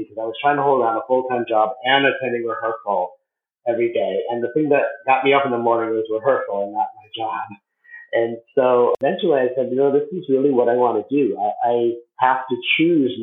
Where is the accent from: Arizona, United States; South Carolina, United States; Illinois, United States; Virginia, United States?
Arizona, United States; growing up in Arizona